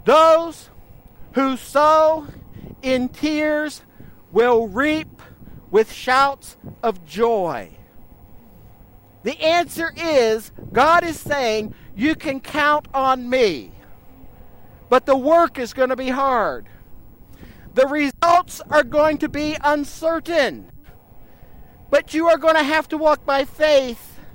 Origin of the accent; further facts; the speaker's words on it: United States; moved away; I grew up on the Ohio River.